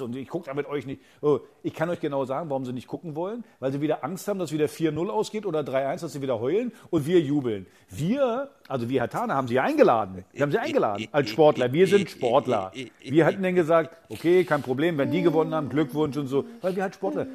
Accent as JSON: {"language": "German", "region": "Berlin", "country": "Germany", "said": "wir als Berliner"}